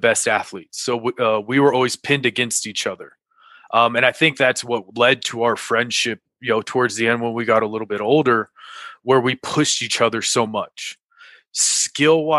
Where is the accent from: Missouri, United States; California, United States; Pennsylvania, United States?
California, United States; moved away as an adult; also born or lived in Mississippi; now in Denver, United States; I loved growing up in California